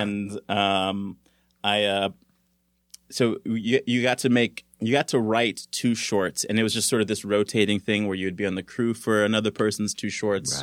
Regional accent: Los Angeles, California, United States; also born or lived in Santa Barbara; I grew up in California. I'm from, uh, South Central L

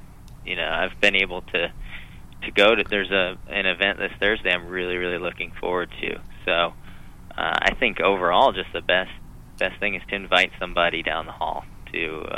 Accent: Florida, United States; moved away as an adult; now in Bay Area, United States; I was a businessman from North Florida, moved down to the Bay Area, needed somewhere to kind of plug

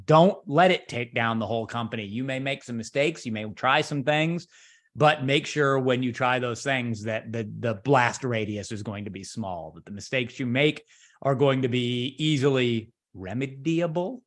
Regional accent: San Francisco, California, United States; now in Chicago, United States; I spent years of my childhood in the San Francisco area

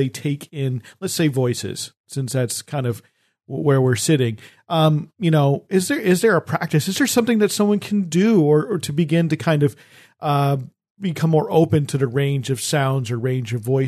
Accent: New Jersey, United States; I grew up in New Jersey and I sort of studiously avoided trying to get the New Jersey accent. And instead, I have a different accent.

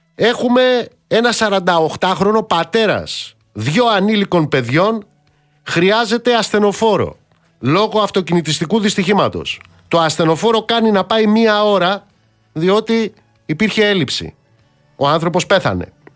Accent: Elis, Western Greece, Greece; moved away; κάτω στην πατρίδα μου, στην Ηλία

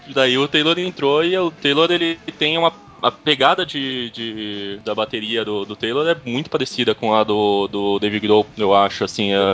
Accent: São Paulo, Brazil; sou de São Paulo.

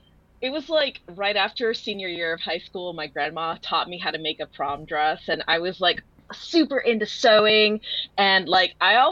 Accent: Tampa, Florida, United States; my hometown, which is Tampa

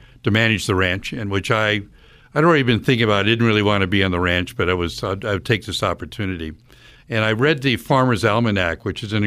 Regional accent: United States; I grew up in rural America on a very large 1,000-acre dairy farm

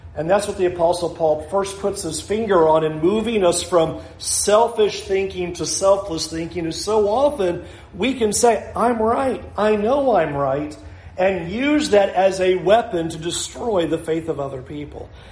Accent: Southern California, United States; moved away; I came from Southern California.

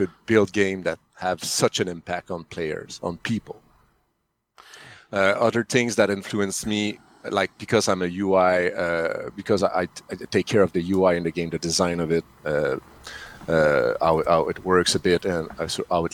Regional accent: Canada; English is a second language; I'm French Canadian, so sorry for the accent

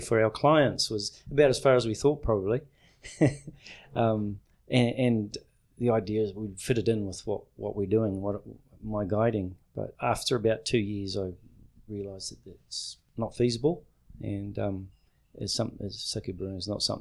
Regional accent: New Zealand; I'm from New Zealand, and I live in Queenstown

